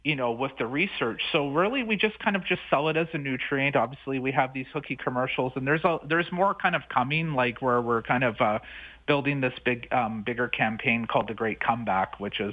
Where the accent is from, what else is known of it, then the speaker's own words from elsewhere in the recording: British Columbia, Canada; I'm originally from British Columbia